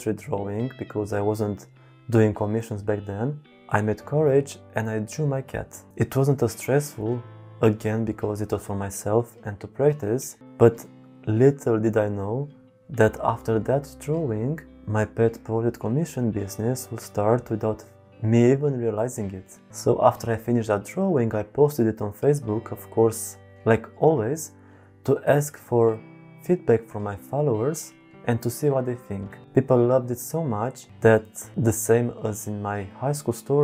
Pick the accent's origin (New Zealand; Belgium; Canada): Belgium; I'm from Belgium